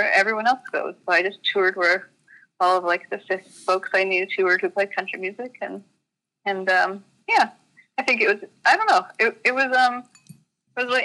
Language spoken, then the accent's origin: English; Calgary, Alberta, Canada; moved away as an adult; also born or lived in Vancouver; I grew up in Calgary, which is a city.